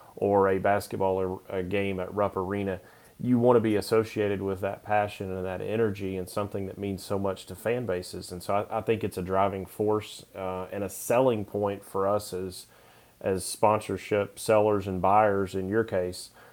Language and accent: English; Knoxville, Tennessee, United States; I grew up in Knoxville